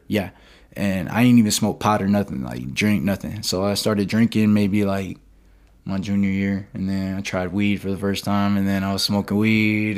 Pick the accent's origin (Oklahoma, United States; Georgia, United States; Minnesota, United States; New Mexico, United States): Georgia, United States; Perry; moved away; also born or lived in Palm Coast, Florida; I'm from Perry, Georgia. I was born in Re, I was born in Palm Coast, Florida, and then I moved to Perry, Georgia.